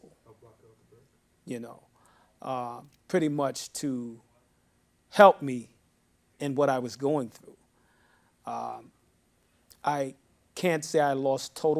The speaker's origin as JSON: {"language": "English", "town": "New York City", "region": "New York", "country": "United States", "tie": "born or raised there", "also_born_or_lived": "Harlem", "said": "born in Harlem, raised in the Bronx for a number of years. I am a New Yorker"}